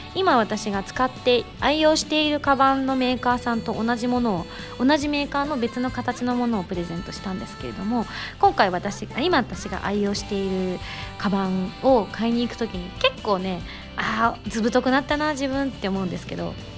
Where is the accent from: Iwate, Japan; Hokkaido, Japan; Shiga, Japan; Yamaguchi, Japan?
Yamaguchi, Japan; 山口出身